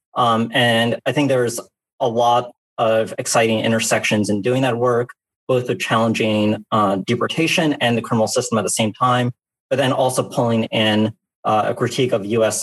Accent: New Orleans, Louisiana, United States; I grew up in New Orleans

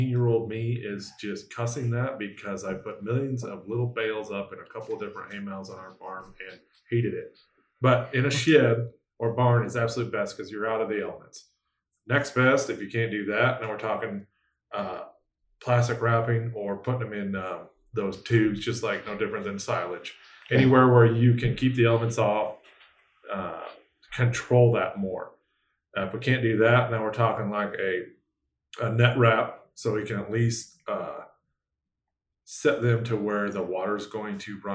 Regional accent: North Central Iowa, United States; I'm from North Central Iowa, so we're used to like 4 or 5 foot snow drifts

